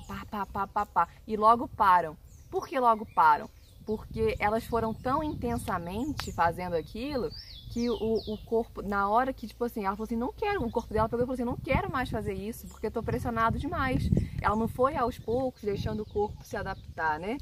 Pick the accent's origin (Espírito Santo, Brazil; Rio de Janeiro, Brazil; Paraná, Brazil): Rio de Janeiro, Brazil; now in Minas Gerais, Brazil; a gente é carioca, a gente é do Rio de Janeiro, a gente mudou para onde a gente está hoje, que é em Minas